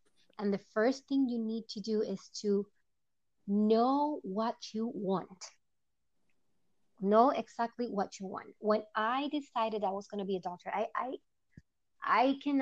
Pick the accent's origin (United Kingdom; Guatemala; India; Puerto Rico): Puerto Rico; English is a second language; moved away; I am from Puerto Rico, Boricua, as we call it.